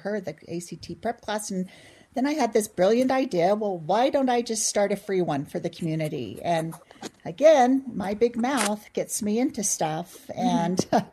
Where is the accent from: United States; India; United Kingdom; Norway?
United States; Provo, Utah; I was born and raised in Provo, actually, and just a homegrown gal